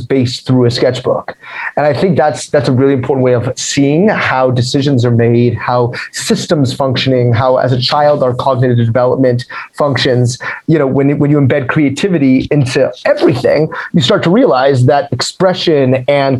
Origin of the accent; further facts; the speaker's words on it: Denver, Colorado, United States; moved away; also born or lived in Providence, Rhode Island; So I was born in Denver, Colorado. That's where I'm from